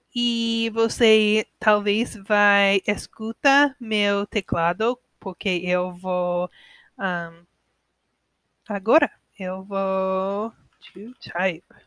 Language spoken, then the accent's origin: Portuguese; United States; Portuguese is a second language; eu sou americana